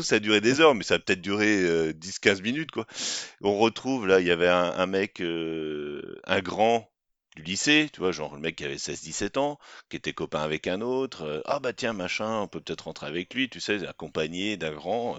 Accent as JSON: {"language": "French", "town": "Rennes", "region": "Brittany", "country": "France"}